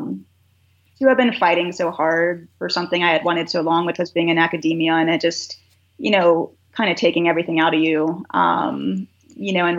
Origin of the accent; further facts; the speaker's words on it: Virginia, United States; now in Colorado, United States; growing up in Virginia